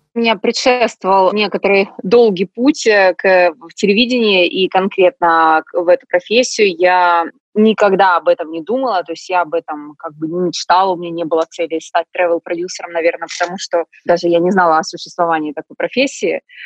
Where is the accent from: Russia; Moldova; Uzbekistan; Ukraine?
Ukraine; Donetsk, Donetsk Oblast; moved away as an adult; also born or lived in Kyiv, Ukraine; я из Донецка, мы больше все-таки русскоязычные